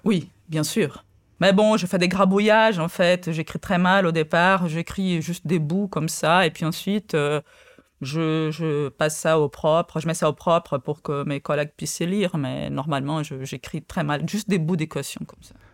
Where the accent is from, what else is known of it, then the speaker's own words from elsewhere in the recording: Rio de Janeiro, Brazil; first language Portuguese; French is a second language; now in France; je suis né au Brésil